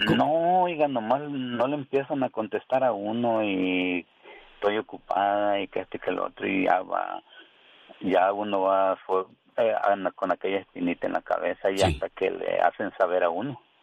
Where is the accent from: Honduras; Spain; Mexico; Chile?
Honduras; moved away; yo soy de Honduras, de Honduras, de Puerto Barrios